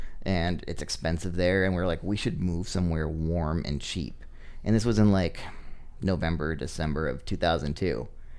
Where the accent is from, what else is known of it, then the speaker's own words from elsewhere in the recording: Massachusetts, United States; also born or lived in Minnesota; Mostly raised in Massachusetts.